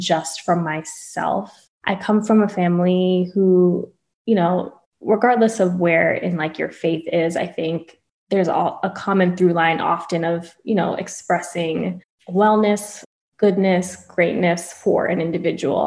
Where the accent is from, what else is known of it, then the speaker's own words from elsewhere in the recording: Florida, United States; also born or lived in Long Island, New York; people are most familiar with my Florida upbringing